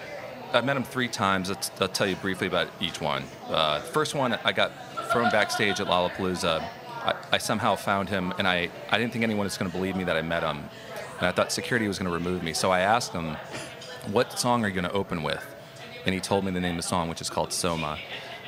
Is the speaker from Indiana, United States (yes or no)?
yes; Michigan City, Indiana, United States; moved away as an adult; now in New Orleans, United States; I'm from Indiana, originally